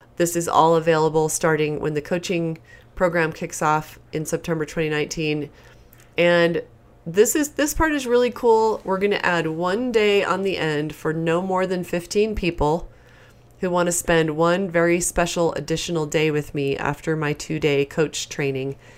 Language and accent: English; East Coast, United States; as I was growing up on the East Coast